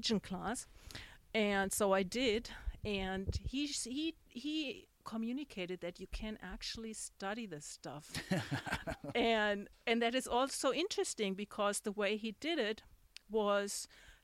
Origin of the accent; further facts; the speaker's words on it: Germany; English is a second language; moved away as an adult; also born or lived in Jerusalem / New York; now in Dallas, United States; when I grew up in Germany, maybe to this very day, there is not much religion